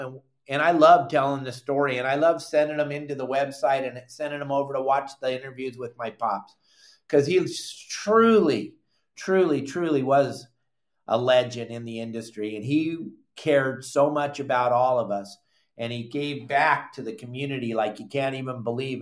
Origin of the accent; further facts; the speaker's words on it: San Clemente, California, United States; I grew up in San Clemente, fishing off the end of the pier with my pops